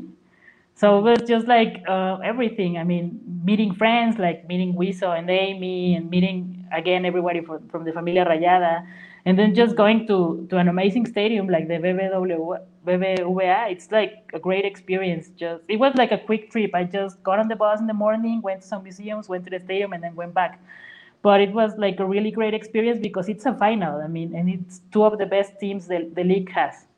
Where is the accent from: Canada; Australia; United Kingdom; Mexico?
Mexico; Huasteca; now in San Luis Potosí, Mexico; I'm actually from the Huasteca region, uh, which is like three hours away